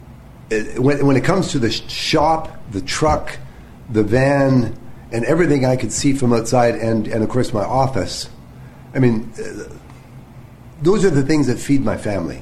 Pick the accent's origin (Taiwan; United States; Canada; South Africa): Canada; Ontario; moved away as an adult; also born or lived in Alberta; now in Steinbach, Canada; I'm from Ontario